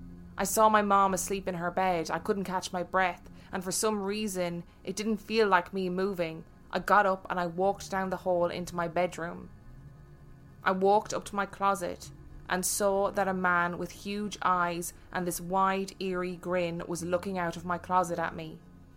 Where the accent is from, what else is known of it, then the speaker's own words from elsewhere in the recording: Brooklyn, New York, United States; The house I grew up in is in Brooklyn, and my grandparents bought it while it was being built.